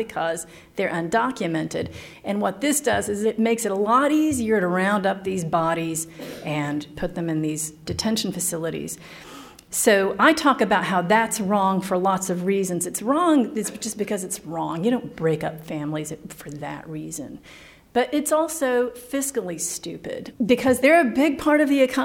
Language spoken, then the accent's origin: English; East Tennessee, United States; I grew up in East Tennessee.